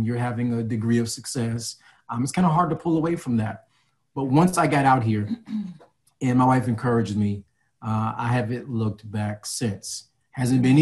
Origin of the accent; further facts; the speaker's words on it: Chicago, Illinois, United States; now in New Jersey, United States; Born and raised in Chicago, lived in a few different states, landed in Jersey.